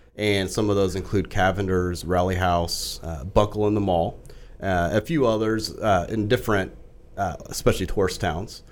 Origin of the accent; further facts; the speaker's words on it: Fort Worth, Texas, United States; now in Frisco, United States; I grew up in Fort Worth